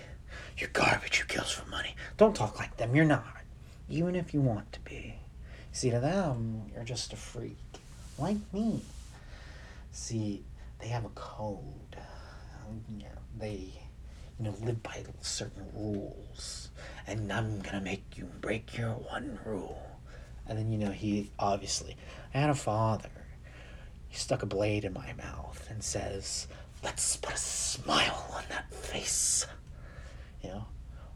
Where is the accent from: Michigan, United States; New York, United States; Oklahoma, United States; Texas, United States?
Texas, United States; Kilgore; I went to UT, you know, I went to Texas, you know, university, and I'm from Kilgore, Texas